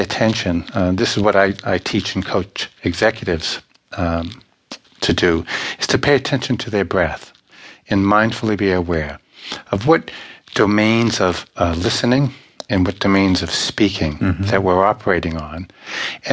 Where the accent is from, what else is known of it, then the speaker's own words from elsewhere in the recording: Boston, Massachusetts, United States; also born or lived in Ireland; being from Boston, being Irish, and I'm also from Ireland too